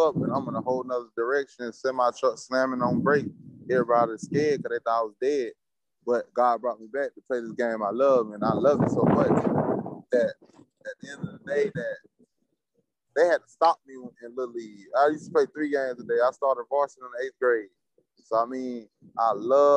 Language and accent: English; Florida, United States; I'm from Florida